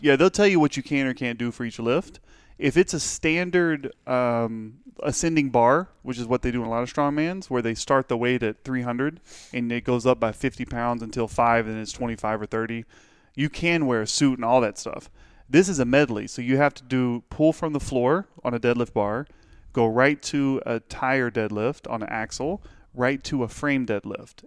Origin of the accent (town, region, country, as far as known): Pittsburgh, United States; born or raised there